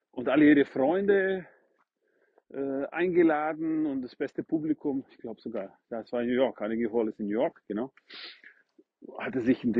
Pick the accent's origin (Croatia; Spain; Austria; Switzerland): Croatia; Northern Croatia; now in Germany; den kannte ich in meiner Heimatstadt in Nordkroatien